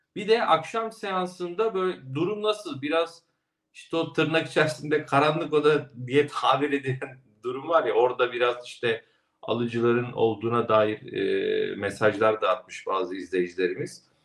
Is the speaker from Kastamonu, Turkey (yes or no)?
yes; Kastamonu, Turkey; moved away; Kastamonu'ya valla çok gelmek istiyorum Önder Bey. Memleketim.